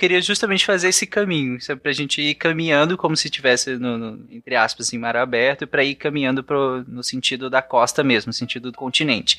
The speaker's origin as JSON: {"language": "Portuguese", "town": "Goiânia", "region": "Goiás", "country": "Brazil", "said": "Eu sou de Goiânia"}